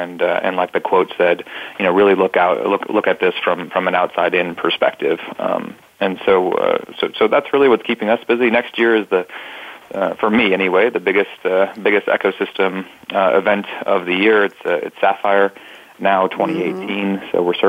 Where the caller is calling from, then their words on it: Columbia, South Carolina, United States; I'm calling in from Columbia, South Carolina.